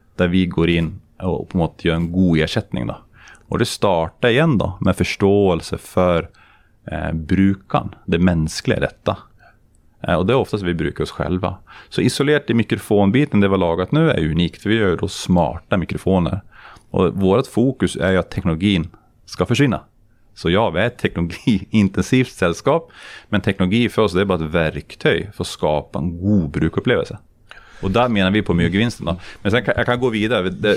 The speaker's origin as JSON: {"language": "Swedish", "country": "Sweden", "moved": "as an adult", "lives_now": "Norway", "said": "jag som svensk i Norge"}